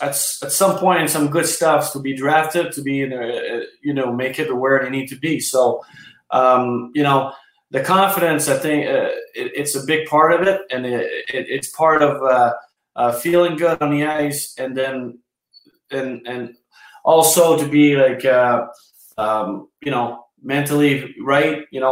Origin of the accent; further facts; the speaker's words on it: Canada; everything catch up with us as a Canadian.